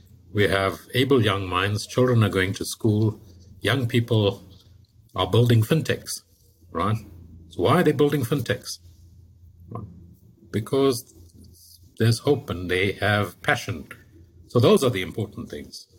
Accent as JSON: {"language": "English", "country": "South Africa", "said": "as a South African"}